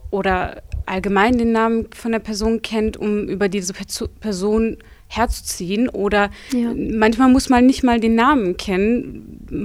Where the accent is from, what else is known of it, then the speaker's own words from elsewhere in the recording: Bottrop, North Rhine-Westphalia, Germany; Ich bin in Bottrop geboren und bin auch hier aufgewachsen, noch nie woanders gewohnt. Mhm. Also yeah. reine Bottroperin.